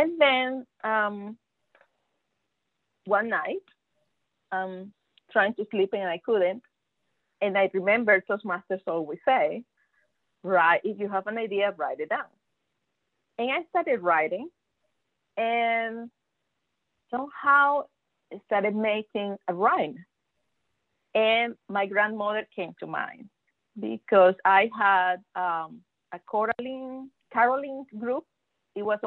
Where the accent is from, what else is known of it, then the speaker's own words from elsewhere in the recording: Venezuela; first language Spanish; English is a second language; moved away as an adult; now in Texas, United States; I am from Venezuela